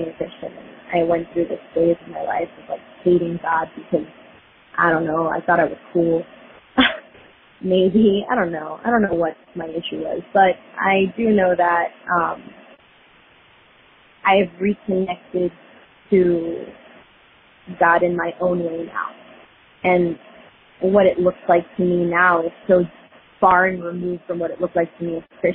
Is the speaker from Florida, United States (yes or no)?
yes; Fort Lauderdale, Florida, United States; now in Dallas, United States; born and raised in Fort Lauderdale, currently living in Dallas